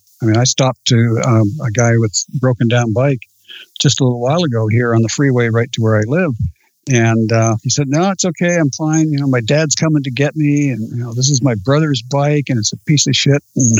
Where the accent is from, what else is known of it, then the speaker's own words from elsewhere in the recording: Australia; I'm definitely Australian.